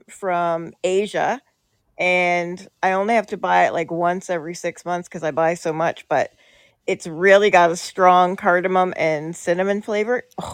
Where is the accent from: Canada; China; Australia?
Canada